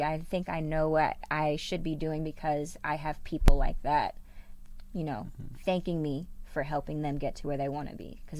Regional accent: Canada; As a Canadian, you have 5 years of eligibility as opposed to four years over in here in the NCAA.

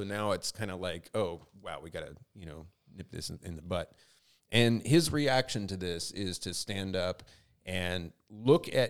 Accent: United States; being American

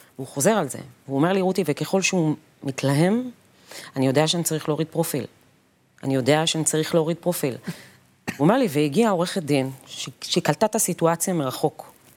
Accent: periphery, Israel; בתור ילדה שגדלה בפריפריה

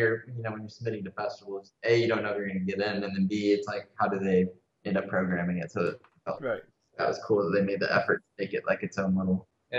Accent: Shreveport, Louisiana, United States; We grew up in Shreveport.

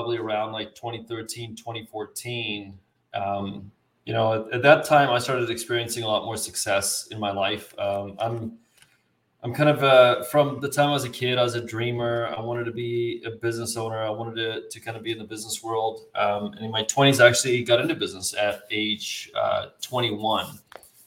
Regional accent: South Africa; now in United States; I was actually born and raised in South Africa

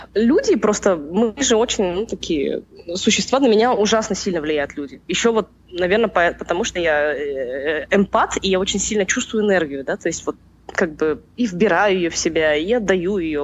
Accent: Almaty, Kazakhstan; я же родилась в Алмате и прожила в Алмате

